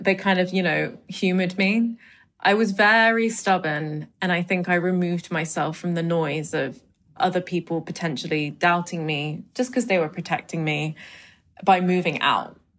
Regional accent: London, United Kingdom; My parents, you know, being Indian and coming to London and raising me and my brother

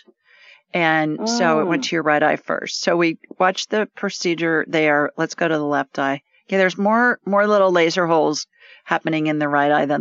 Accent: Columbus, Ohio, United States; I grew up in central Ohio in Columbus

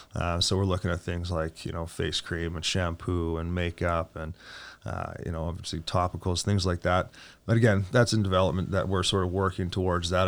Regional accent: Edmonton, Alberta, Canada; I was born and raised in Edmonton

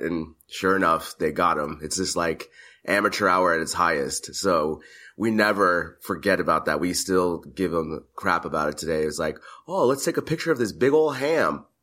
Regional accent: United States; first I'm a American.

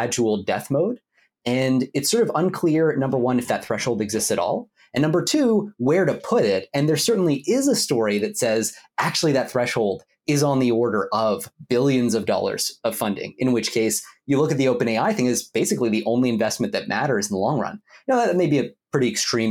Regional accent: Ottawa, Ontario, Canada; my hometown of Ottawa, Canada

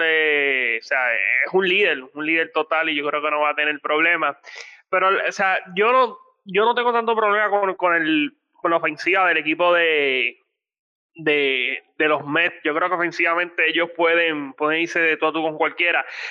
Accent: Puerto Rico; como puertorriqueño

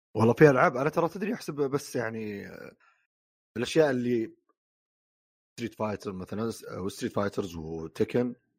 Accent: Saudi Arabia; عندنا في السعوديه

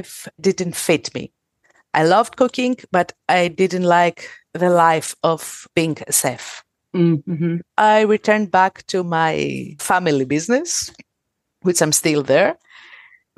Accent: Thessaloniki, Central Macedonia, Greece; I'm from Greece. I'm from Thessaloniki.

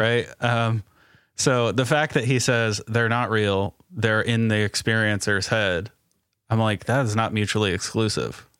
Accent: Indiana, United States; I'm from Indiana

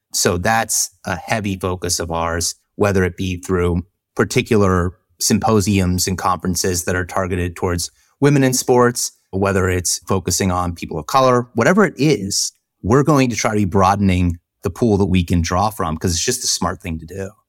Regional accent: Jacksonville, Florida, United States; moved away; I grew up in Jacksonville.

